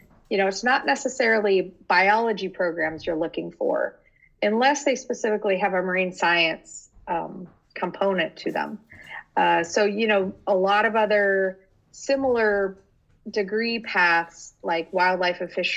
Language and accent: English; Phoenix, Arizona, United States; now in San Diego, United States; I grew up in Phoenix, Arizona, and so definitely not on the ocean